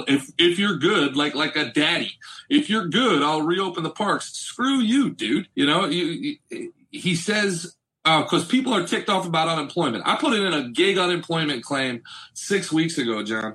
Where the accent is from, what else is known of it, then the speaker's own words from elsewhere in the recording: Old Bridge, New Jersey, United States; my hometown of Old Bridge.